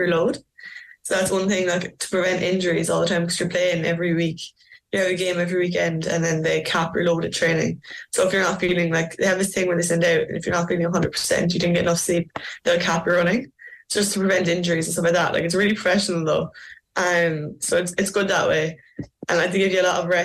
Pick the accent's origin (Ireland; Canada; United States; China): Ireland; Macroom, Munster; moved away as an adult; now in Melbourne, Australia; I actually love Macroom. I love going back to my hometown